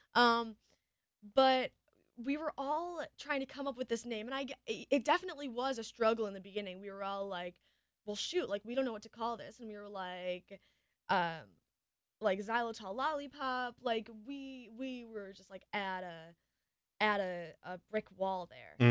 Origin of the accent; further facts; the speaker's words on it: Michigan, United States; I'm a girl from Michigan